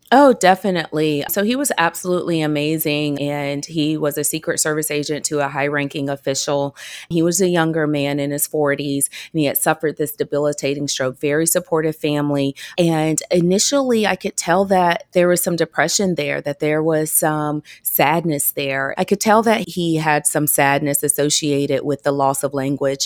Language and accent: English; Georgia, United States; I'm from Georgia